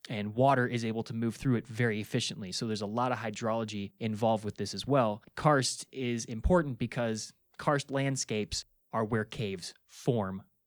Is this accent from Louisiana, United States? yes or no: no; Minnesota, United States; I'm from Minnesota. We've got limestone all over the place.